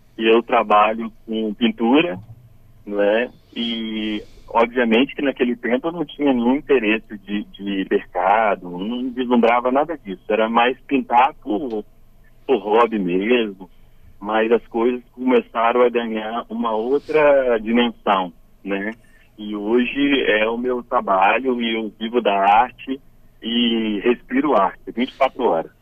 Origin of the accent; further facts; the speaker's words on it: Cachoeiro de Itapemirim, Espírito Santo, Brazil; eu nasci em Cachoeiro, moro ainda em Cachoeiro